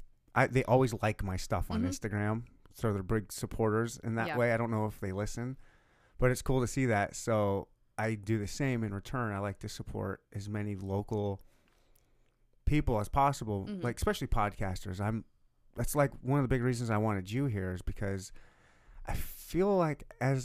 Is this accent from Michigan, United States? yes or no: yes; Michigan, United States; also born or lived in South Dakota / Louisiana; now in Kansas City, United States; I'm not from Kansas City either. {S2} Where'd you grow up? {S0} I was born and raised in Michigan, and then turned military brat, and then lived in South Dakota for a little bit.